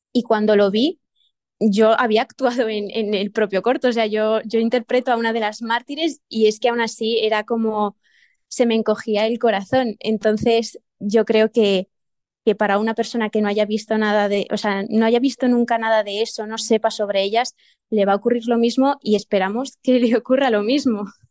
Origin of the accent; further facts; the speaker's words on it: Burgos province, Castile and León, Spain; yo soy de Burgos, pero no de Burgos ciudad